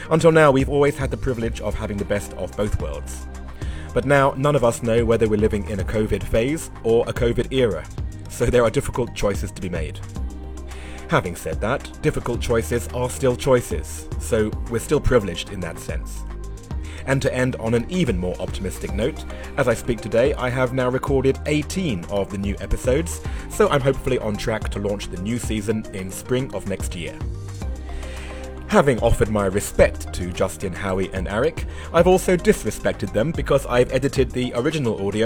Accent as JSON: {"language": "English", "region": "England", "country": "United Kingdom", "said": "I'm English. We're not really polite. We just use it as a weapon."}